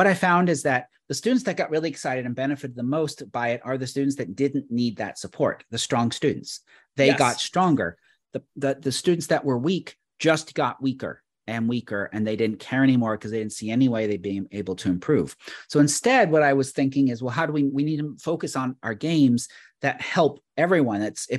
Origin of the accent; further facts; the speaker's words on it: Canada; But I'm Canadian.